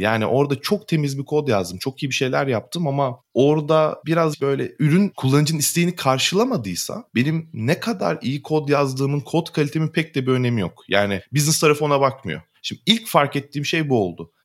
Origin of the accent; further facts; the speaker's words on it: Muğla, Turkey; Muğla'lıyım ben.